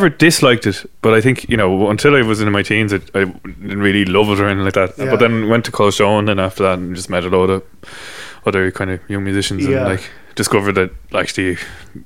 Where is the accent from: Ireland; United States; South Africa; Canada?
Ireland; Dundrum; Grew up, yeah, in Dundrum